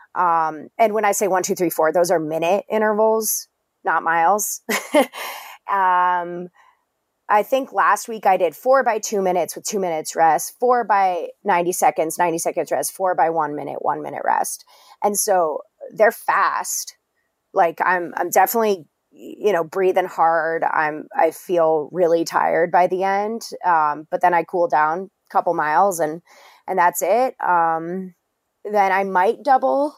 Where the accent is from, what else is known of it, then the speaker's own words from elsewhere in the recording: Englewood, Colorado, United States; I grew up in Colorado. My dad's from Colorado. He's, I'm from Englewood, um, so not far from you